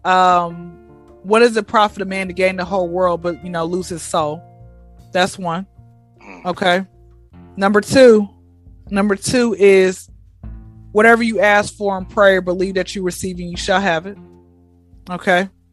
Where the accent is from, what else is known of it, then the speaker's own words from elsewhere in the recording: Atlanta, Georgia, United States; Atlanta, born and raised